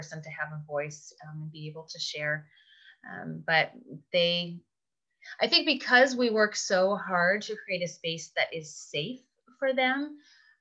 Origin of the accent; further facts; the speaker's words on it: Canada; moved away; I'm originally from Canada